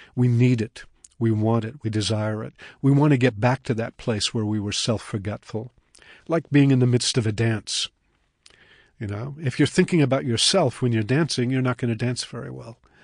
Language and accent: English; Puget Sound, Washington, United States; moved away; also born or lived in Colorado; I grew up on the Pacific